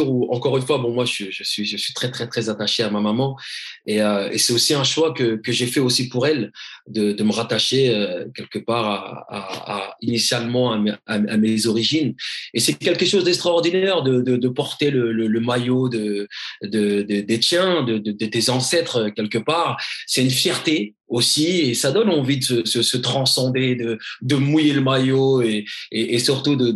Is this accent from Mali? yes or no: yes; Mali; Donc je me dis initialement, je vais commencer par mon pays d'origine. Mais Give a Dream a bien évidemment pour but, et on a commencé à faire des actions, bien évidemment, en dehors euh, de l'Afrique et du Mali.